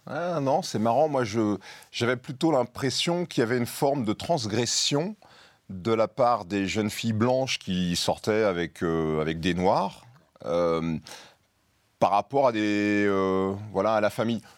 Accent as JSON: {"language": "French", "town": "Tours", "region": "Centre-Val de Loire", "country": "France", "tie": "born or raised there", "said": "dans la rue à Tours et que j'ai 10, 11, 12 ans"}